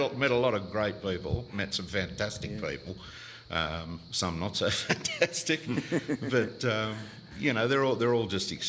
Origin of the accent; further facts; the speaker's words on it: Sydney, New South Wales, Australia; also born or lived in Penrith / North Rocks / Castle Hill / Baulkham Hills; I was born in Penrith, but we left there, I think it was about 62, and moved up to what was then the new suburb of Winston Hills into the Hills District.